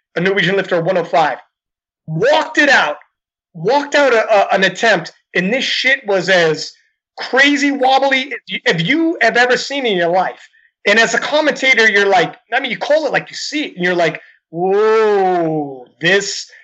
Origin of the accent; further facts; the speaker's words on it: Canada; I'm Canadian